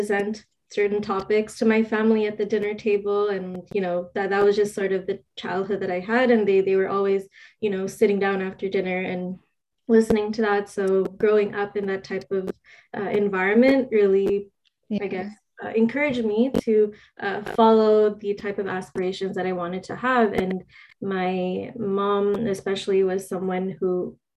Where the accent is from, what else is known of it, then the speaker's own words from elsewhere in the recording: Montreal, Quebec, Canada; I'm born in Montreal, Quebec, Sri Lankan Tamil. Obviously, I was born here in Canada, but my parents are from Sri Lanka